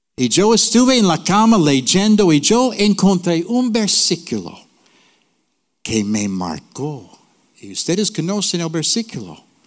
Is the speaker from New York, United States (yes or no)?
no; North New Jersey, United States; Spanish is a second language; moved away; also born or lived in Puerto Rico; Yo nací en Nueva Jersey, North New Jersey, in the ghetto.